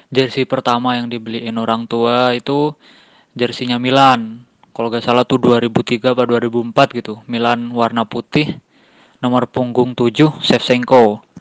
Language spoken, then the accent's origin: Indonesian; Bandung, West Java, Indonesia; ane dari Bandung, mahasiswa di salah satu kampus di Bandung.